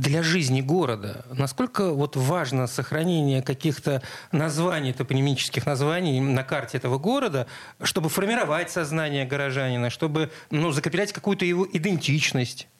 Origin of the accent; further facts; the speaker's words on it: Saint Petersburg, Russia; Я вырос на Чайковского, соответственно, в школу ходил рядом с кинотеатром «Спартак»